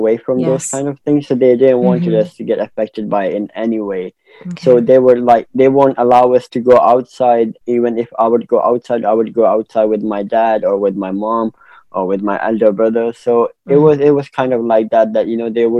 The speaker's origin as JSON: {"language": "English", "town": "Peshawar", "region": "Khyber Pakhtunkhwa", "country": "Pakistan", "tie": "born or raised there", "said": "So growing up in Pakistan was like a normal life that an Asian or subcontinental kid would have."}